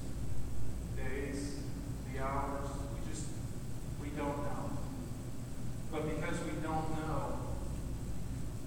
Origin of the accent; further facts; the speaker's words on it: United States; we're American